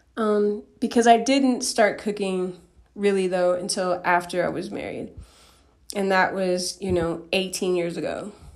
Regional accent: Denver, Colorado, United States; I grew up in Denver, Colorado

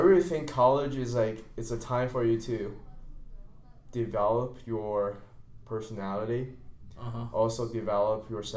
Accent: China; now in United States; I'm from China

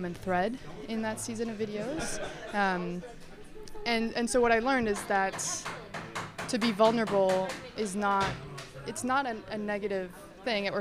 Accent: Mexico; English is a second language; moved away as an adult; now in Canada; I grew up in Mexico, and I moved to Canada when I was 18

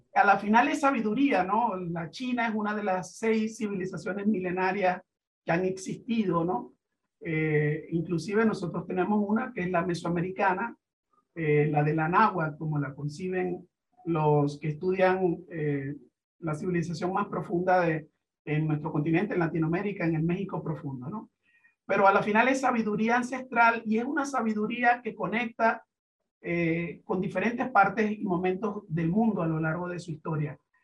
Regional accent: Venezuela; nuestro país, a Venezuela

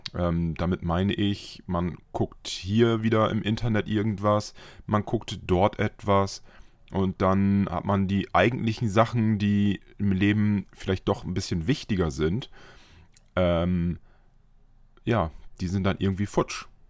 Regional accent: Friesland, Lower Saxony, Germany; moved away; bin ich in meine alte Heimat gefahren, noch aus Friesland

